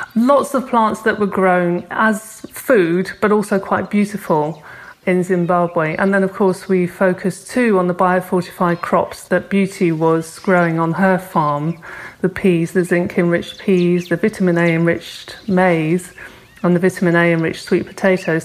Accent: Cornwall, South West England, United Kingdom; I come from Cornwall, and my friend who I worked on the garden with, Charlotte, we went to school together in Cornwall

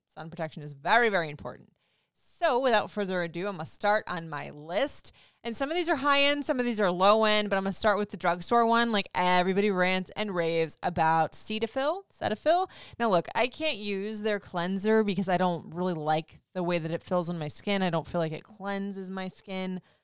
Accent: Florida, United States; moved away; growing up in Florida

